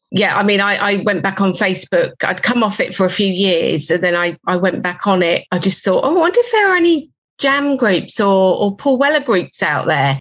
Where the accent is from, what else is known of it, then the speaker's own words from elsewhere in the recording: Reading, South East England, United Kingdom; I'm from Reading